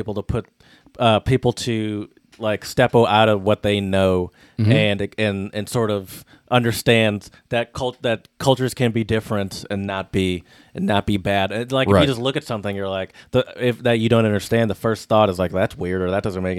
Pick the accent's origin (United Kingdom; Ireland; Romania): United Kingdom; England; does it make no sense to me because I'm from England and I don't understand how baseball works?